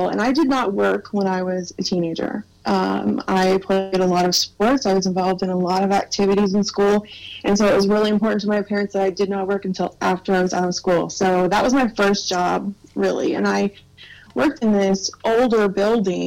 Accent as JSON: {"language": "English", "region": "Missouri", "country": "United States", "tie": "born or raised there", "said": "we live in Missouri. We were born and raised in Missouri, so we stick to this region"}